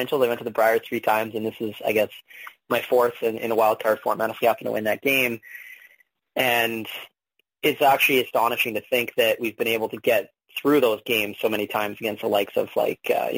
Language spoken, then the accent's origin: English; Alberta, Canada; now in Manitoba, Canada; I grew up in Alberta